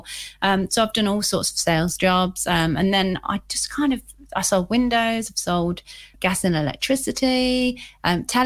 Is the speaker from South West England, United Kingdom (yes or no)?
no; Leicester, East Midlands, United Kingdom; I'm actually originally from here. And I was brought up in quite a rough area of Leicester, actually.